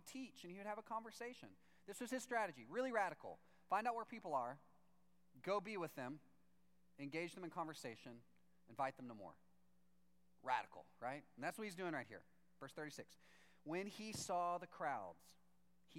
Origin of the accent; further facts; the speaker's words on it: Texas, United States; moved away; I'm from Texas